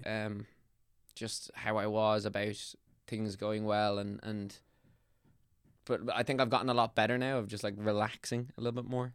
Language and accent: English; Ireland; We're not English, man. We're Irish